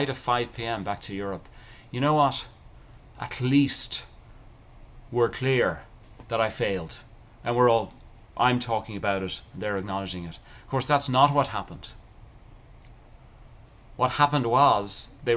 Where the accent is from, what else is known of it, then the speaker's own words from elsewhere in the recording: Ireland; I grew up in Ireland, cultural thing, people are very nice to each other